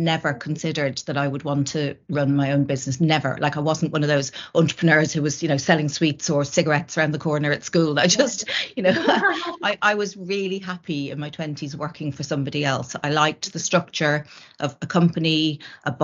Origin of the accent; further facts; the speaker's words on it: Ireland; moved away; I was from Ireland and my family were in Ireland